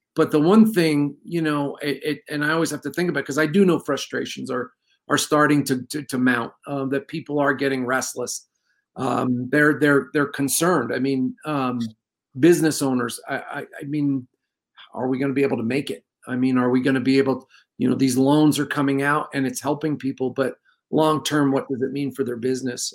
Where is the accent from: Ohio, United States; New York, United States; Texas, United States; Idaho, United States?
New York, United States; now in New Mexico, United States; I grew up in New York, and it's bad back there